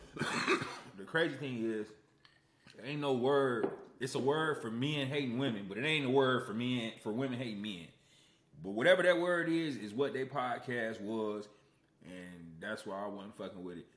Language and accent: English; Aurora, Illinois, United States; I'm from Aurora, Illinois